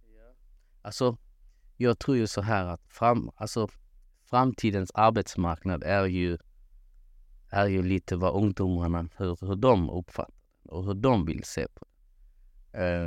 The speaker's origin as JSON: {"language": "Swedish", "town": "Malmö", "region": "Skåne", "country": "Sweden", "tie": "born or raised there", "moved": "as an adult", "lives_now": "Kristianstad, Sweden", "said": "född och uppvuxen i Malmö"}